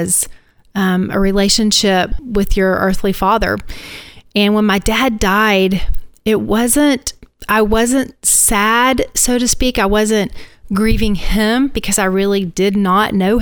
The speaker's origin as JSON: {"language": "English", "region": "Northeast Alabama", "country": "United States", "tie": "born or raised there", "also_born_or_lived": "Mobile, Alabama", "moved": "as an adult", "lives_now": "Tampa, United States", "said": "I grew up in Northeast Alabama"}